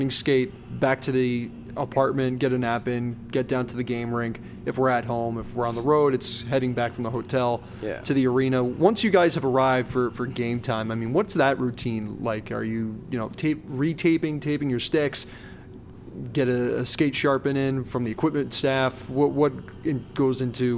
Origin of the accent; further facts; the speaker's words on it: Westchester County, New York, United States; now in Orlando, United States; I grew up in Westchester County